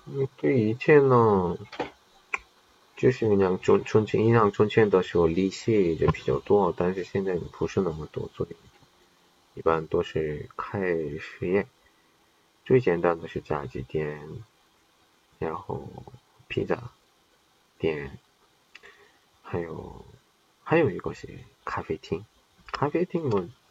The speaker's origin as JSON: {"language": "Chinese", "town": "Qingdao", "region": "Shandong", "country": "China", "said": "我也是青岛人，就问那些好看的地方有吗？没有呀，青岛哪里有这好看的、好吃的呢？"}